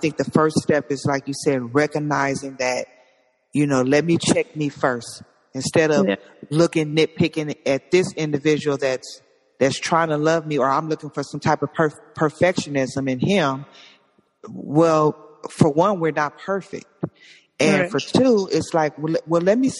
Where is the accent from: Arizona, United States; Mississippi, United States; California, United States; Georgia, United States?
California, United States; Compton; I'm from Compton